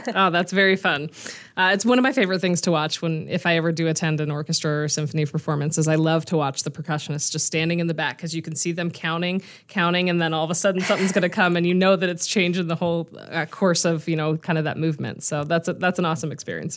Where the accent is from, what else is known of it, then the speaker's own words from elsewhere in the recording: La Cañada Flintridge, California, United States; moved away as an adult; now in Denver, United States; I grew up right outside of Burbank in La Cañada, so the little town right between Glendale and Pasadena